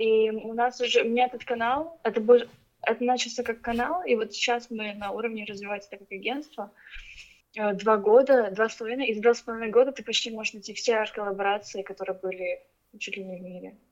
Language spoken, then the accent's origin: Russian; Ukraine; also born or lived in Russia; now in Beijing, China; я с Украины, но я родилась в России, выросла в Украине, и я живу сейчас в Пекине уже 11 лет